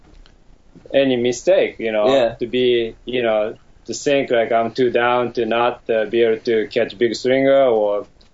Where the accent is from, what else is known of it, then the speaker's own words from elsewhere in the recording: Tokyo, Japan; moved away as an adult; now in United States; I was born in Tokyo, Japan